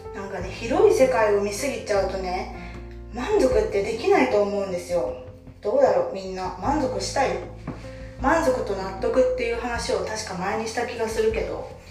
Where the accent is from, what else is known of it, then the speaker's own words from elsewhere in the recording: Kansai, Japan; moved away as an adult; now in Kanto, Japan; 今私は関東に住んでいて関西 出身なんですけど社会人になってたのを機に関東に引っ越してきて